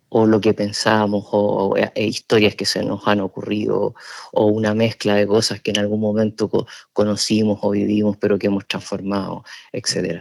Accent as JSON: {"language": "Spanish", "country": "Chile", "moved": "as an adult", "lives_now": "San Sebastián, Spain", "said": "yo estudié periodismo en Chile, que es mi país de origen. Yo llegué cuando ya tenía 29 años acá"}